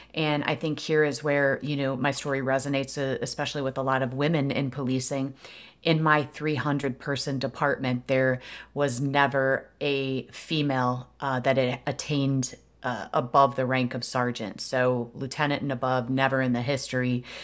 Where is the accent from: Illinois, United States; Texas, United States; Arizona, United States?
Illinois, United States; Aurora; it's my hometown. I was uh, in Aurora, Illinois, born and raised there